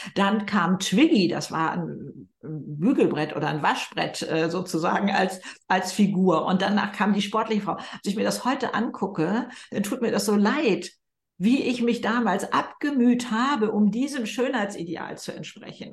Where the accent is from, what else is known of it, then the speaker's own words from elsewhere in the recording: Germany; bei uns in Deutschland